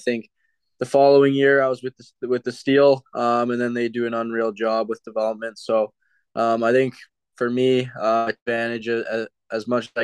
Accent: Mississauga, Ontario, Canada; Being a hometown kid, kind of growing up watching the Leafs

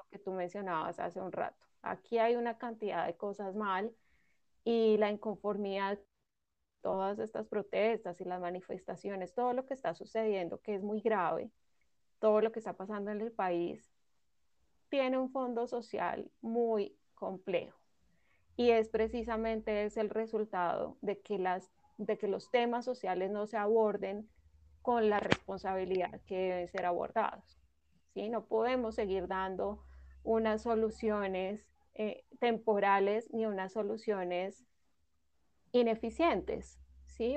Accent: Colombia

